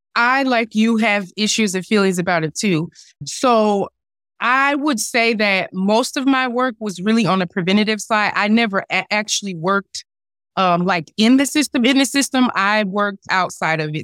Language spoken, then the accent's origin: English; North New Jersey, United States; I grew up in North New Jersey